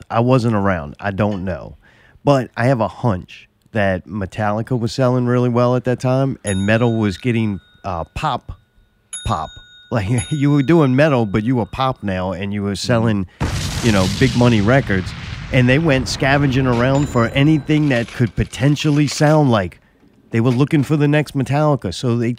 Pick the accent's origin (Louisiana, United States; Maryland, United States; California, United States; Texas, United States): Louisiana, United States; Harahan; I was from Harahan